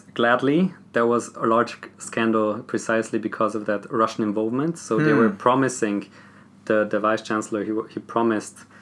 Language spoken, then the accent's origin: English; southern Austria, Austria; I'm from Austria. I'm from the Slovenian ethnic group, which is a minority in the southern part of Austria